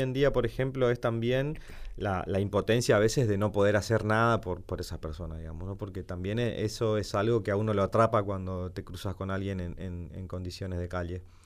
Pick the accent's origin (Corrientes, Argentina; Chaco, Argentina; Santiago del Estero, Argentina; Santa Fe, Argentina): Corrientes, Argentina; Santo Tomé; born or raised there; now in Buenos Aires, Argentina